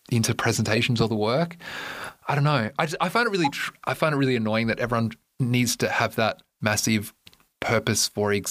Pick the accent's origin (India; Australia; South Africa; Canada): Australia; moved away; you know that I'm Australian